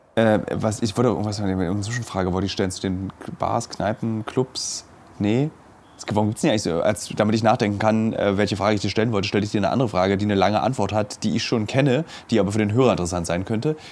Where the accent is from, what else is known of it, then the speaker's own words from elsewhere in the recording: Germany; bei uns in Deutschland